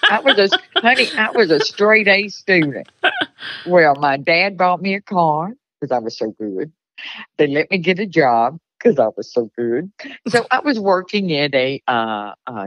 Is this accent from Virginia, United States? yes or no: no; Houston, Texas, United States; also born or lived in Mississippi / Conroe, Texas; Growing up, I was born in Mississippi, and my family traveled around and finally stopped in Houston, Texas to live